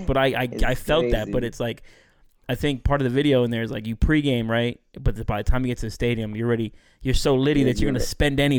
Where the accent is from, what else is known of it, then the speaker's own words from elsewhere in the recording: Philadelphia, Pennsylvania, United States; moved away; so I'm from Philadelphia, right, originally.